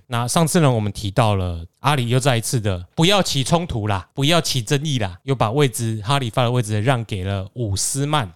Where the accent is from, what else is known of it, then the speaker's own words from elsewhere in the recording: Taiwan; 身为台湾人